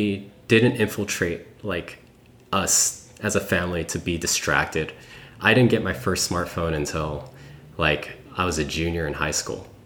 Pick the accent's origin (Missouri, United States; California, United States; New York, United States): New York, United States; born there; I grew up in, well, I was born in New York, but I want to move to the city and maybe experience Manhattan or Brooklyn